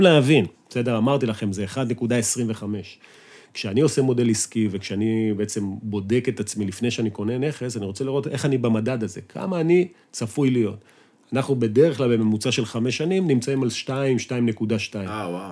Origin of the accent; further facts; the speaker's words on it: Israel; אנחנו ישראלים, חושבים בישראלית, מדברים ישראלית